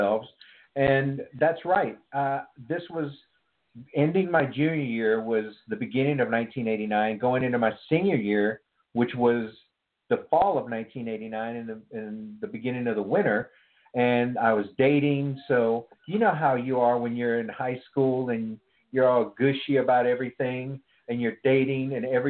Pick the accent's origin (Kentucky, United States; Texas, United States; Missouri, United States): Texas, United States; East; now in Seattle, United States; I grew up in East Texas